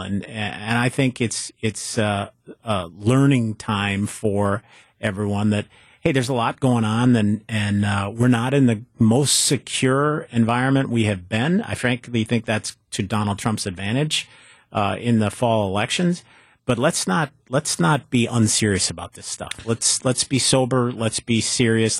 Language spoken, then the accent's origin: English; Superior, Wisconsin, United States; my hometown of Superior